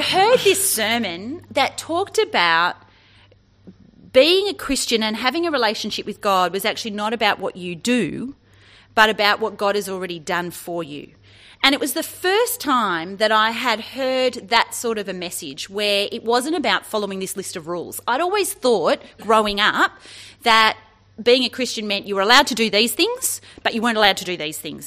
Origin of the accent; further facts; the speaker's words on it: Sydney, New South Wales, Australia; now in Orange, Australia; I grew up in Sydney and moved to the country in Orange in New South Wales